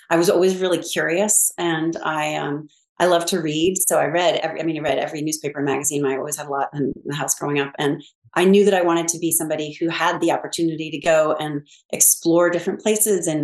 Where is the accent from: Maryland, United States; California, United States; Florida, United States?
California, United States; Pasadena; I grew up in Pasadena, California